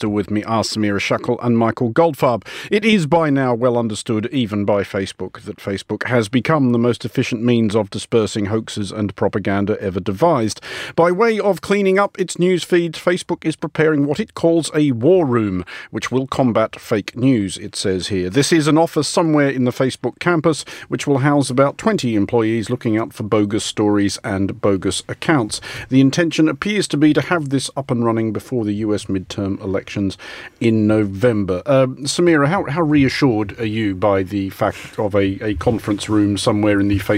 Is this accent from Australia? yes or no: yes; Australia